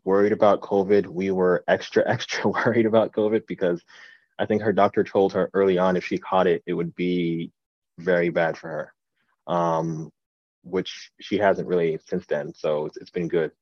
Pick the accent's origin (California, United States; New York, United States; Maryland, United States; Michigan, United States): New York, United States; New York City; also born or lived in The Bronx, New York; now in New Jersey, United States; I was born in the Bronx, raised in Brooklyn, and right now I live in New Jersey.